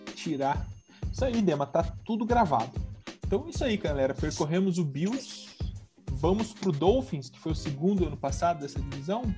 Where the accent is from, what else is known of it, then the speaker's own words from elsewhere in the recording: Curitiba, Paraná, Brazil; eu que sou de Curitiba